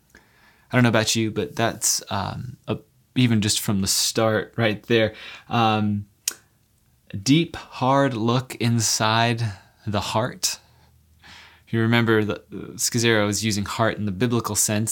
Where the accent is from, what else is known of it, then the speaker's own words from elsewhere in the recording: San Diego, California, United States; I, I grew up in San Diego